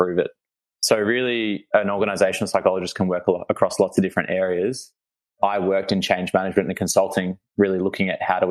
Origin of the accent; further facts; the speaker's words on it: Melbourne, Victoria, Australia; I was born and bred in Melbourne. I went to school in the eastern suburbs